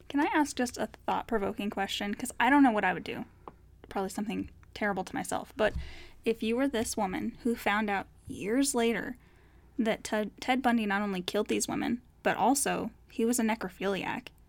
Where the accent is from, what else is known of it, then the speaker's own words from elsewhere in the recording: Colorado, United States; We're from Colorado